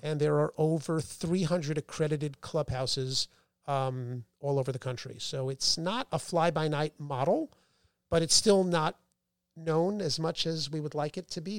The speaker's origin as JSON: {"language": "English", "town": "New Rochelle", "region": "New York", "country": "United States", "tie": "born or raised there", "also_born_or_lived": "Boston", "said": "I grew up in Westchester, New Rochelle"}